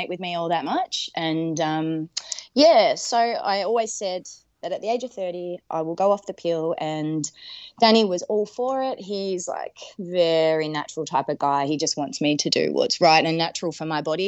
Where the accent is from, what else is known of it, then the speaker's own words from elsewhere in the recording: Melbourne, Victoria, Australia; moved away as an adult; now in Adelaide, Australia; I'm originally from Melbourne, however, I moved over here in between the 2 years of the harsh Melbourne